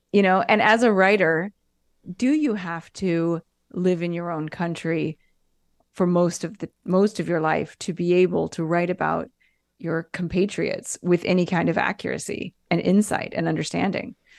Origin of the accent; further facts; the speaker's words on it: United States; moved away as an adult; now in Italy; I lived in America s, until I was twenty-seven